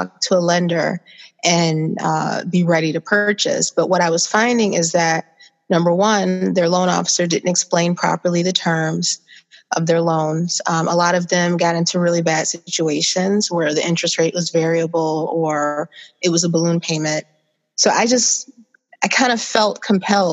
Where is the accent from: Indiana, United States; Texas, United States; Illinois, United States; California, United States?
Illinois, United States; Joliet; now in Chicago, United States; I am from Joliet, Illinois. Came here to Chicago